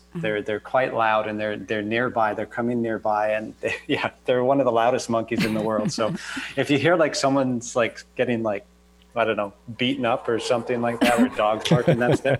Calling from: Costa Rica; Today, Costa Rica, out of all places.

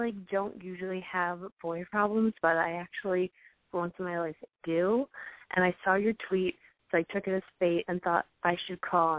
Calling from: New York, United States; I'm 18, and I'm calling from New York.

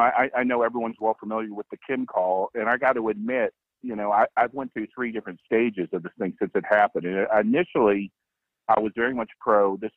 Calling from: Jacksonville, Florida, United States; Jacksonville, Florida.

